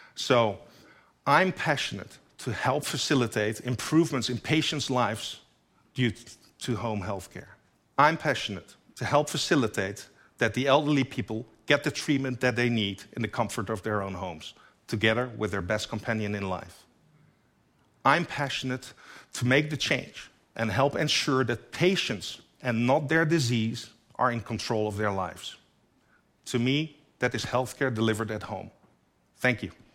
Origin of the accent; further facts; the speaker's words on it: Netherlands; my home country, the Netherlands, only seventeen million people live there